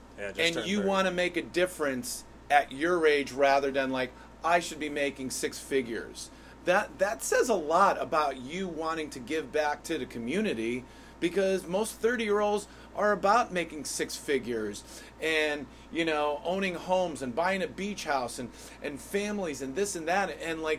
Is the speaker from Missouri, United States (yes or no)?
no; Hartford, Connecticut, United States; You're from Weathersfield, I'm from Hartford, but we're all Connecticut residents.